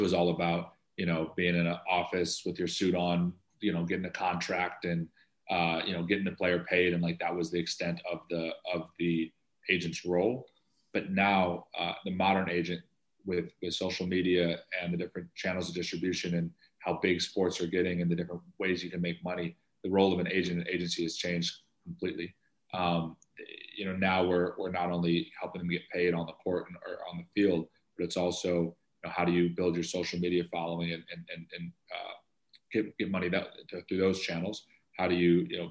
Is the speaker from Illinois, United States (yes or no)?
yes; Chicago, Illinois, United States; I'm from Chicago, born and raised.